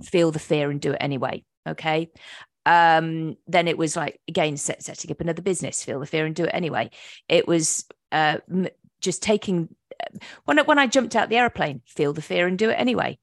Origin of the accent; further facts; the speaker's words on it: England, United Kingdom; moved away as an adult; also born or lived in Virginia Beach, Virginia, United States; now in North Carolina, United States; I'm from England